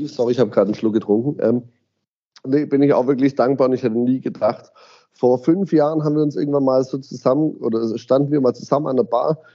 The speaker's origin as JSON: {"language": "German", "town": "Ditzingen", "region": "Baden-Württemberg", "country": "Germany", "tie": "born or raised there", "said": "ich komme aus Ditzingen, bin Urditzinger, bin in Ditzingen aufgewachsen, wohne immer noch in Ditzingen, mache in Ditzingen mein Zehnjähriges"}